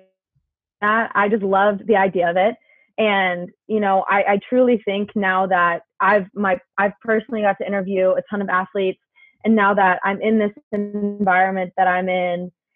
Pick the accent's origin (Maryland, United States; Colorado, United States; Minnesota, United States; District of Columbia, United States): Colorado, United States; Littleton; Littleton was a great place to grow up